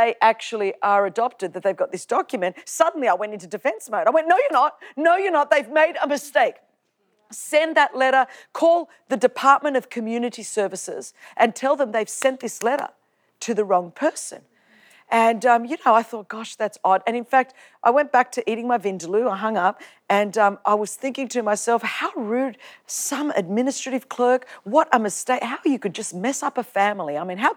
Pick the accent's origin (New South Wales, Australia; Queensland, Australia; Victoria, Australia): New South Wales, Australia; Sydney; where I grew up in Australia